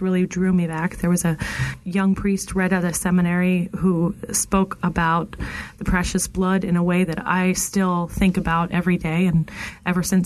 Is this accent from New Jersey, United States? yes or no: yes; Highland Lakes, New Jersey, United States; I grew up in Highland Lakes, New Jersey